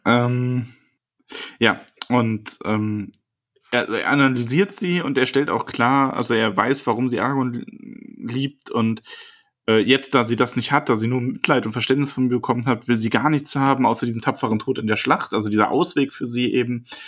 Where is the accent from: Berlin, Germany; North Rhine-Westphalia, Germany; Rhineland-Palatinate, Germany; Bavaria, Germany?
Bavaria, Germany; ich komme aus Bayern